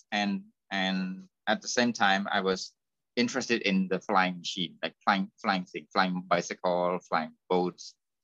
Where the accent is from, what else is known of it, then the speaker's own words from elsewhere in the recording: Cambodia; moved away as an adult; I left my hometown